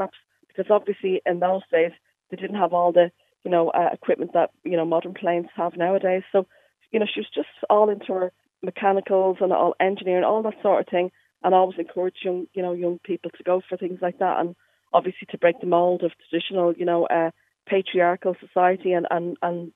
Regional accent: Dublin, Leinster, Ireland; moved away as an adult; now in Derry, United Kingdom; I moved to Derry from Dublin just like 22 years ago

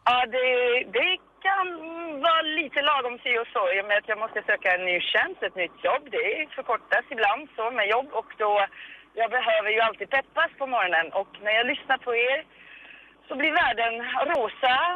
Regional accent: France; now in Sweden; mitt hemland Frankrike.

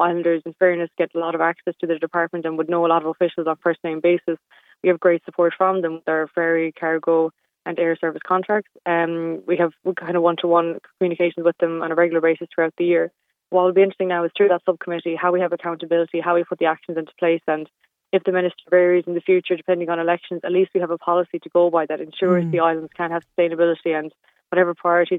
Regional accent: Louisburgh, Connacht, Ireland; moved away as an adult; now in Inis Oirr, Ireland; I'm from Lewisburg in Mayo. I'm from a very rural community

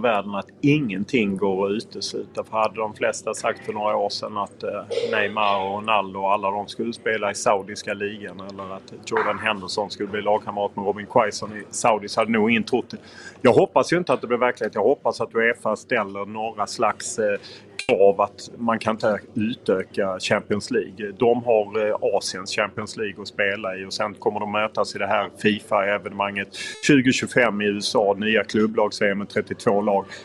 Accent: Lund, Skåne, Sweden; now in Stockholm, Sweden; jag är ju från Lund

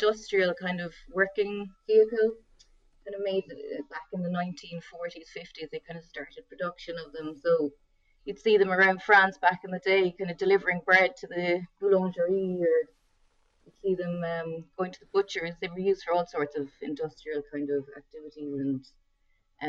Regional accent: West Cork, Munster, Ireland; growing up in West Cork

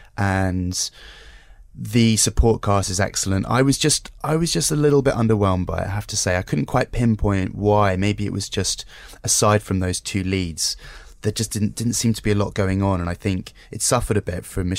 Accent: United Kingdom; as a Brit

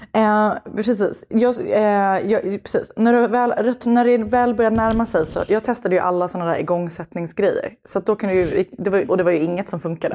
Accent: Stockholm, Stockholm County, Sweden; jag är uppväxt i Stockholms innerstad

